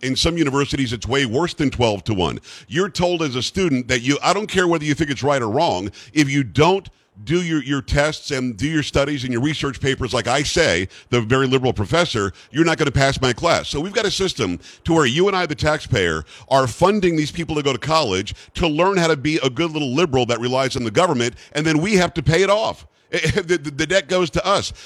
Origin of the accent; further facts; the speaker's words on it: Palm Beach County, Florida, United States; I grew up in Palm Beach County, Florida